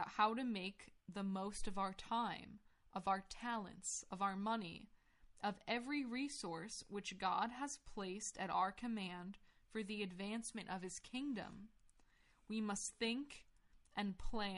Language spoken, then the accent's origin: English; United States; I grew up in America